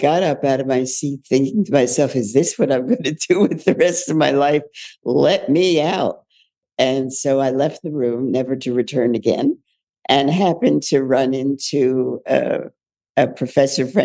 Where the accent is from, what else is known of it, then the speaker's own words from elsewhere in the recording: Philadelphia, Pennsylvania, United States; I was born in Philadelphia. My father was a physician and my mother was a social worker. So I was into servicing as a as a platform very early on, and went on through the public high schools in Philadelphia